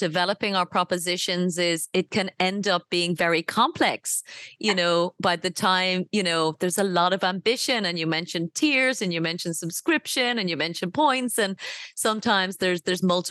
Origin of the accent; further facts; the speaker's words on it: Ireland; I come from Ireland